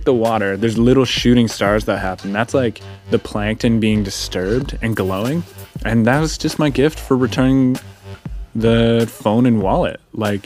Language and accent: English; Canada; in Canadian culture, we don't say the word cunt